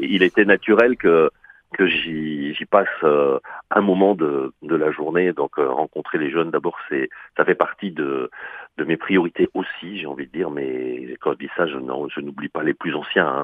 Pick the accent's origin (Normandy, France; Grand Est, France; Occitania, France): Grand Est, France; Alsace; moved away as an adult; also born or lived in Montpellier; je viens d'Alsace, hein, donc c'est un peu loin